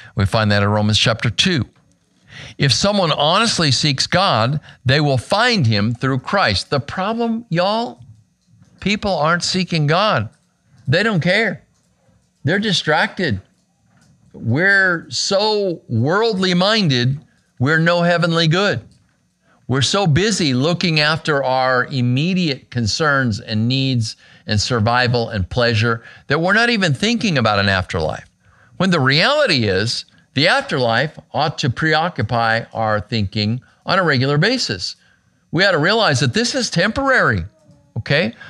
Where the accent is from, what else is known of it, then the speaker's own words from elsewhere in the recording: Arizona, United States; my home state of Arizona